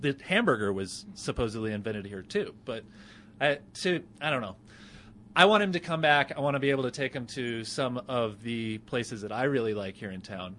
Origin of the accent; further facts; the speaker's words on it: Roswell, New Mexico, United States; now in Denver, United States; I grew up in New Mexico. I grew up in Roswell, and we had smothered burritos in Roswell.